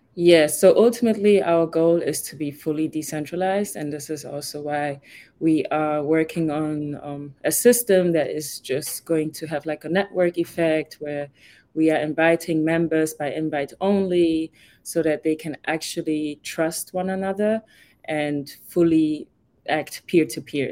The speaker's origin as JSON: {"language": "English", "country": "Germany", "tie": "born or raised there", "also_born_or_lived": "Ghana", "moved": "as an adult", "lives_now": "Miami, United States", "said": "I was born and raised in Germany, but I'm originally from Ghana"}